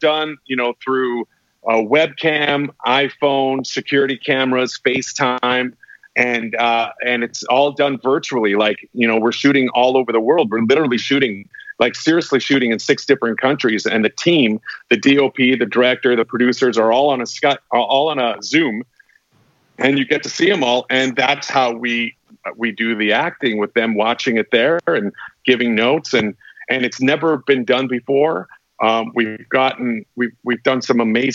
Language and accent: English; Winnipeg, Manitoba, Canada; a film studio in my hometown in Canada, Winnipeg, Manitoba